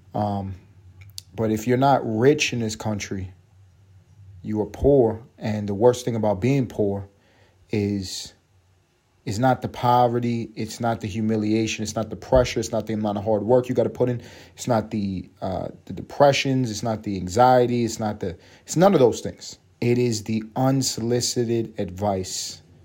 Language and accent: English; New York City, New York, United States; moved away as an adult; now in Atlanta, United States; where I grew up in East Harlem